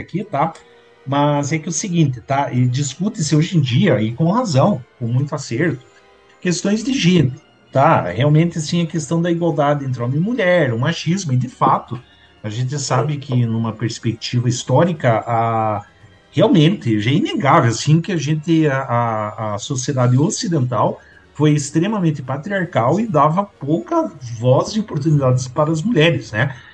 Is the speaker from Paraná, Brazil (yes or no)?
yes; Curitiba, Paraná, Brazil; a gente como curitibano